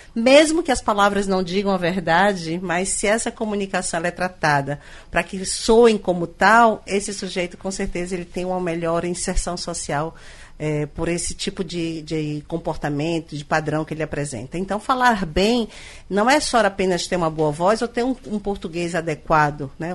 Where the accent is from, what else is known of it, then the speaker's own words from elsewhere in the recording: Northeast Region, Brazil; nós nordestinos